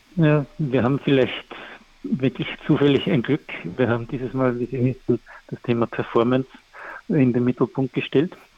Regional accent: Austria; Ich komme aus Österreich

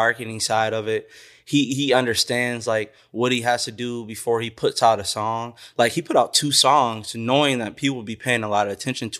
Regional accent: Whitefish Bay, Wisconsin, United States; you know, only has like a couple friends, you know, growing up in Whitefish Bay, you know what I mean?

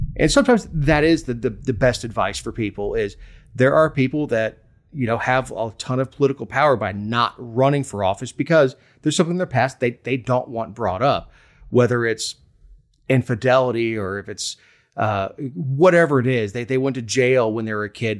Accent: South Florida, United States; moved away; I grew up in South Florida with a bunch of New Yorkers, so I grew up eating Reuben's

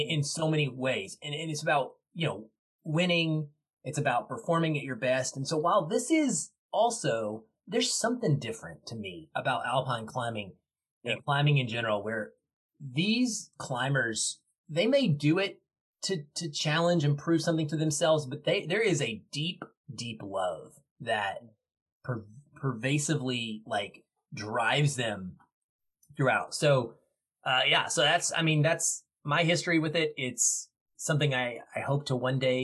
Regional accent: Arkansas, United States; now in Seattle, United States; I grew up in Arkansas, which was lots of state parks, but no real mountains to speak

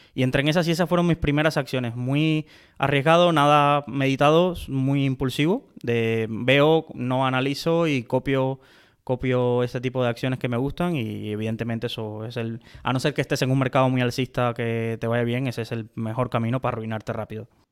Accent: Cuba; now in Spain; nací en Cuba

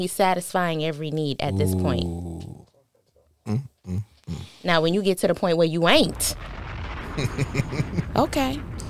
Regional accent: New York City, New York, United States; The Bronx.

